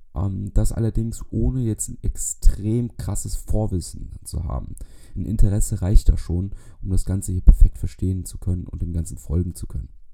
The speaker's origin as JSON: {"language": "German", "region": "Bavaria", "country": "Germany", "said": "Ich komme aus Bayern"}